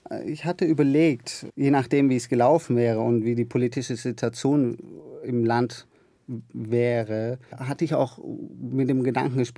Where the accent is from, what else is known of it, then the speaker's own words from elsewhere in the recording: Germany; Äh, also meine Heimat ist äh, Deutschland, ganz klar. Ich sehe mich auch als Deutschen